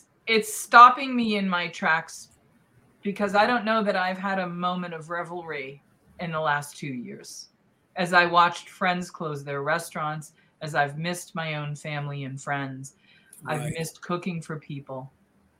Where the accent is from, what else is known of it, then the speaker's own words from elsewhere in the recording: New England, United States; I grew up in New England, and I grew up with the bountiful seafood that it's known for